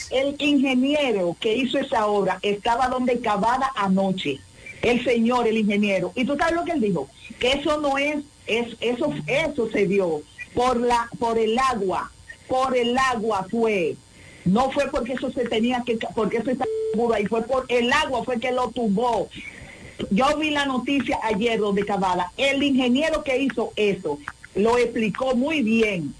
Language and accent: Spanish; La Romana, Dominican Republic; a mi pueblo de la romana